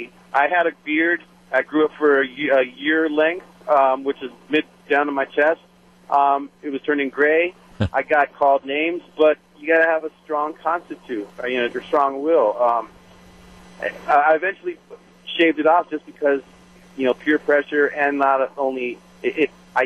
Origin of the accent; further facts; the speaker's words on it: Southern California, United States; moved away as an adult; now in Wisconsin, United States; I grew up in Southern California. I moved out here in 2003, and I'm a Hispanic American, you might say.